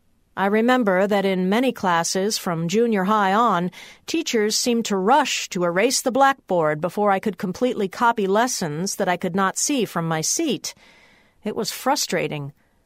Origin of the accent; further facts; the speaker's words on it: Wheaton, Illinois, United States; There was no such class in my hometown of Wheaton, Illinois, and I remember being picked up by a large station wagon that made the rounds of the other suburbs and picked up students to attend classes in Villa Park, Illinois.